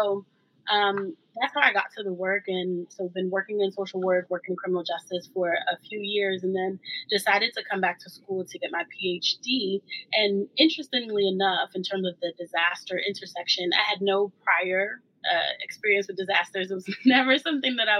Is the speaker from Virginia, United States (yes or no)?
no; New York City, New York, United States; I'm from New York City, born and raised in Brooklyn, New York